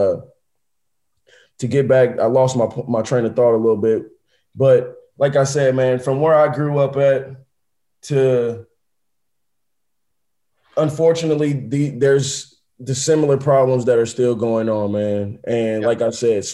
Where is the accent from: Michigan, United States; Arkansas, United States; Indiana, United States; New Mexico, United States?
Indiana, United States; Indianapolis; I'm from Indianapolis, Indiana. I grew up with both parents in the household